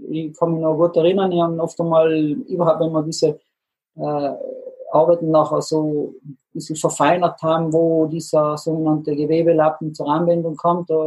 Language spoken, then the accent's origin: German; Trentino-Alto Adige, Italy; also born or lived in Innsbruck, Austria; Da sind wir Südtiroler als Ausländer natürlich gesehen, weil wir die, die italienische Sprache nicht als Muttersprache hatten.